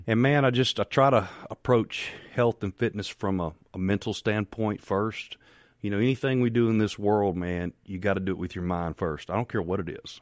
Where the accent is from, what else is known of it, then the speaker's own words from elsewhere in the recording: Farmhaven, Mississippi, United States; I grew up in Farm Haven, Mississippi